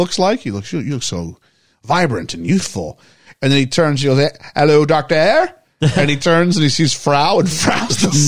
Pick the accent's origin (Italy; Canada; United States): Canada; As a Canadian